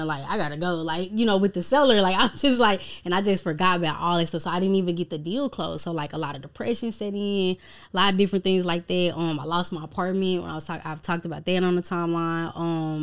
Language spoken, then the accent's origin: English; Dallas, Texas, United States; I'm from Dallas, Texas. Well, South Dallas, Texas. Born and raised.